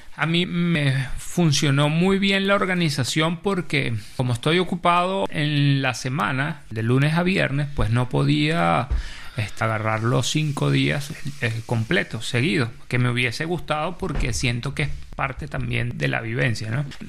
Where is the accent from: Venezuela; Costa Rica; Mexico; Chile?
Venezuela; moved away as an adult; now in Spain; incluso cuando estaba en Venezuela, soy de Venezuela